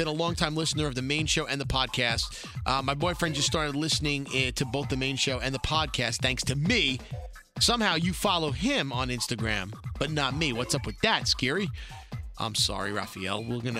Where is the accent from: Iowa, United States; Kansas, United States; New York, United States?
New York, United States; Brooklyn; now in San Francisco, United States; I'm a Brooklyn native living in San Francisco, born and raised in Coney Island in the 80s and 90s, but I'm here in San Francisco Bay Area